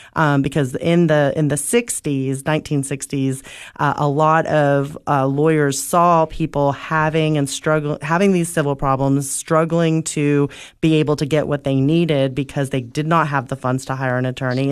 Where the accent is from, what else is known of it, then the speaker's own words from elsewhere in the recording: Oak Ridge, Tennessee, United States; moved away as an adult; now in Cookeville, United States; I grew up in Oak Ridge